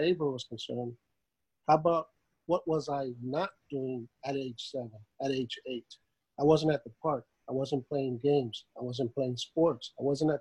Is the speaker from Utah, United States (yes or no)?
no; Pharr, Texas, United States; also born or lived in Michigan / Ohio; I was born in South Texas in the city of Far. So I was a migrant worker because my grandparents, the ones that raised me here in Texas